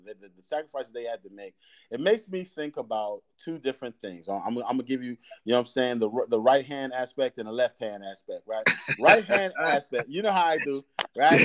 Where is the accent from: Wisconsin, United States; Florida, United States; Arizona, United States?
Florida, United States; Fort Lauderdale; now in Danville, United States; growing up in Fort Lauderdale, Florida